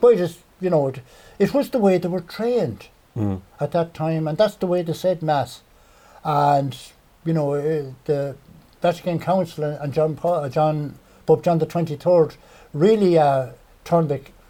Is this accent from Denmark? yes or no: no; Clonmel, Tipperary, Ireland; also born or lived in Powerstown; I was born in Clonmel and were reared in what would be known as King Street. The back of the flats, there was two houses. We were neighbours with John Noonan, who would be of the Noonan Joinery family. And my father bought Powerstown in 1954.